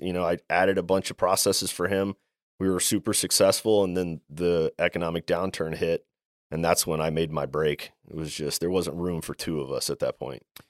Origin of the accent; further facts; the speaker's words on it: Maryland, United States; I'm from Maryland. I'm from the East Coast. And growing up, my father was a home builder